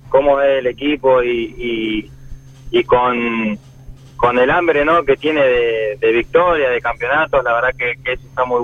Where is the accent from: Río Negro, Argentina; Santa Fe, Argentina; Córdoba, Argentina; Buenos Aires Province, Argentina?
Río Negro, Argentina; Villa Regina; De Villa Regina.